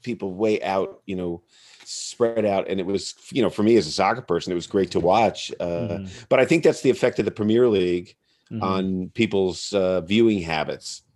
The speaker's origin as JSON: {"language": "English", "country": "United States"}